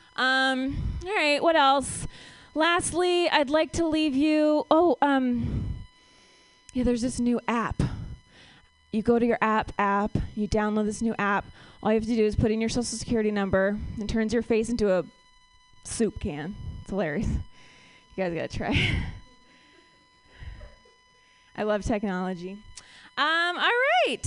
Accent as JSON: {"language": "English", "region": "Ohio", "country": "United States", "moved": "yes", "lives_now": "San Francisco, United States", "said": "I'm from Ohio"}